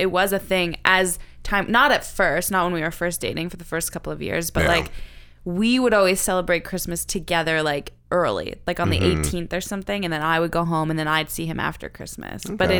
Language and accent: English; New Brunswick, Canada; moved away as an adult; also born or lived in Nova Scotia; I lived in Nova Scotia for 8 years. I'm from New Brunswick. I lived there for 17 years.